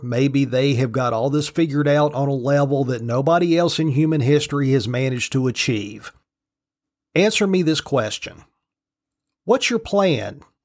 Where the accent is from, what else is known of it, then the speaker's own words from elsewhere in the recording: United States; I'm an American because both my parents were citizens and I was born here